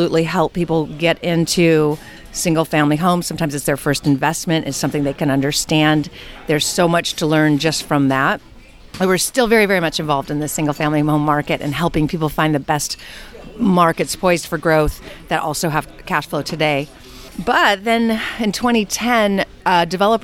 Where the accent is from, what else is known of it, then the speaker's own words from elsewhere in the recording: California, United States; born and raised in California